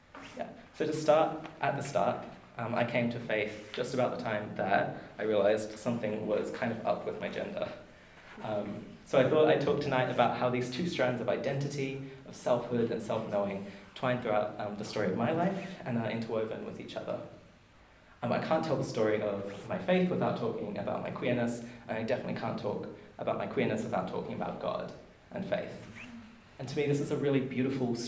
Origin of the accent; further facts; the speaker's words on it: Marburg, Queensland, Australia; now in Wellington, New Zealand; I hail from Marburg in Queensland